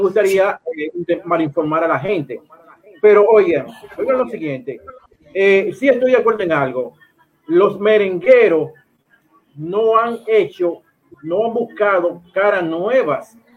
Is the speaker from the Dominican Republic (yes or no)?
yes; Dominican Republic; yo soy dominicano